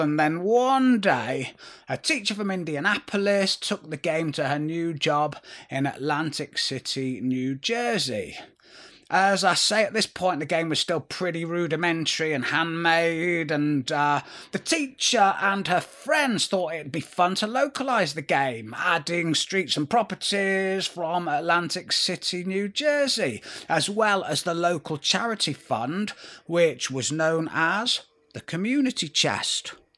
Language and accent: English; Manchester, North West England, United Kingdom; we were Northerners and not Londoners